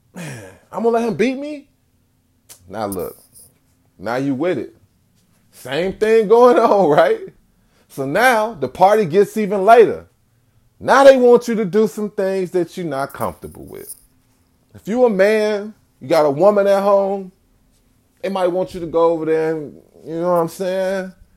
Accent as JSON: {"language": "English", "town": "Chicago", "region": "Illinois", "country": "United States", "said": "I'm from Chicago"}